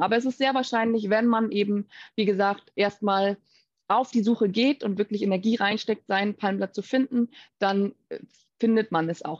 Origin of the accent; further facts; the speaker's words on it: Baltic coast, Mecklenburg-Vorpommern, Germany; also born or lived in Hamburg; now in Rishikesh, India; ich bin eben ursprünglich aus Deutschland, ganz ursprünglich von der Ostsee aus MacPom